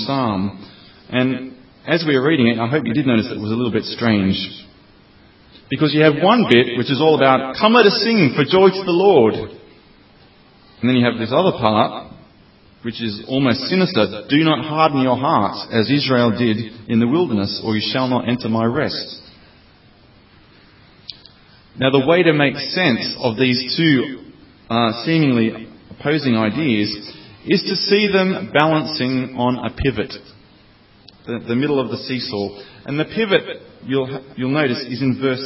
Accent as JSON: {"language": "English", "country": "Australia", "moved": "as an adult", "lives_now": "Oxford, United Kingdom", "said": "I'm from Australia, and I've been living in the UK for 3 years now"}